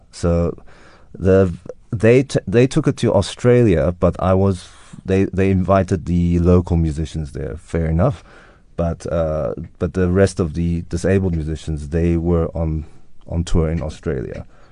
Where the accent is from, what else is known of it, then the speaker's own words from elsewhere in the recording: South Africa; now in London, United Kingdom; growing up in South Africa and experiencing life here